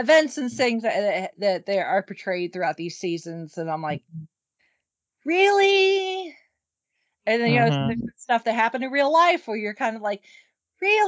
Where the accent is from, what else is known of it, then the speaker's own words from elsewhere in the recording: United States; we Americans